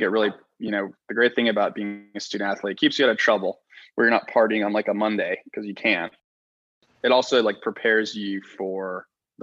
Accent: Texas, United States; I grew up in Texas

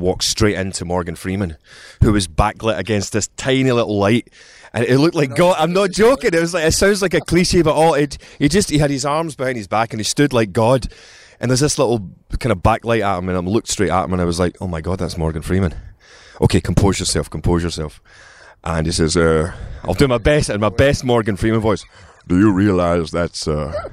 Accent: Glasgow, Scotland, United Kingdom; accent: Scottish; moved away as an adult; now in London, United Kingdom; I was born in Scotland. I grew up in Scotland

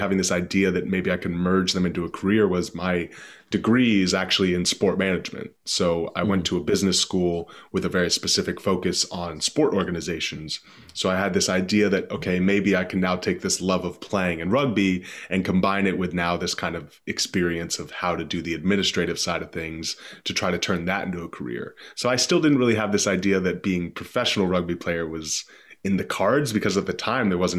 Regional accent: Boston, Massachusetts, United States; I grew up in the East Coast, just kind of northeast in Boston

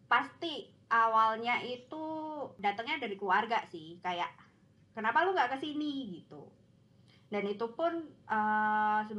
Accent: Klaten, Central Java, Indonesia; gua asalnya dari Klaten terus pernah tinggal di Aussie

